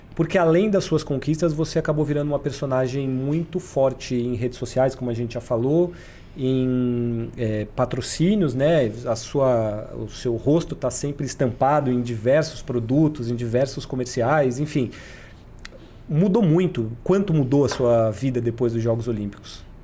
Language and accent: Portuguese; São Paulo, Brazil; now in Rio de Janeiro, Brazil; Eu sou de São Paulo também, então eu falo balada